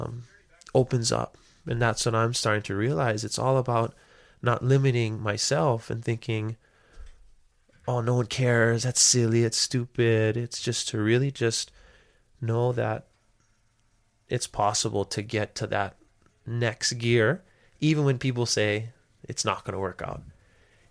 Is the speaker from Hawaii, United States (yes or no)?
yes; Hawaii, United States; there was never any doubt that I knew where I come from, and I knew that I belong in Hawaii